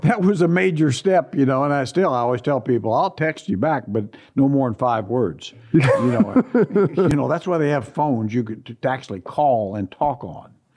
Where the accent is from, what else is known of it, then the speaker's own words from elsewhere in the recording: Indiana, United States; now in Sacramento, United States; growing up in Indiana